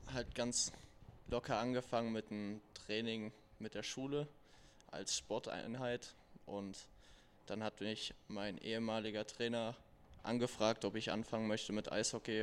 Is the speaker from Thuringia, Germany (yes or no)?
yes; Erfurt, Thuringia, Germany; moved away; in meiner Heimat Erfurt